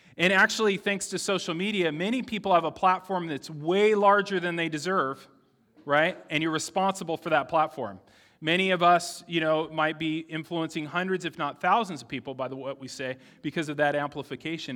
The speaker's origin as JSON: {"language": "English", "town": "San Diego", "region": "California", "country": "United States", "tie": "born or raised there", "said": "I grew up in San Diego"}